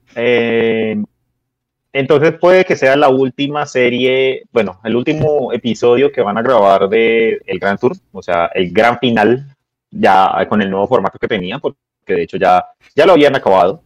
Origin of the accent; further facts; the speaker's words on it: Colombia; nosotros que somos colombianos